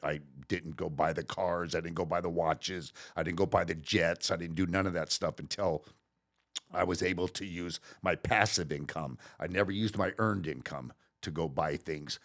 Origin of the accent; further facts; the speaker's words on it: Riverside, California, United States; also born or lived in Long Beach, California; I grew up in Riverside